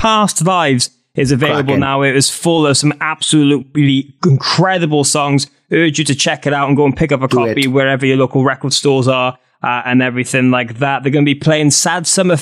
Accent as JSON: {"language": "English", "region": "Wales", "country": "United Kingdom", "said": "I'm this Welsh idiot"}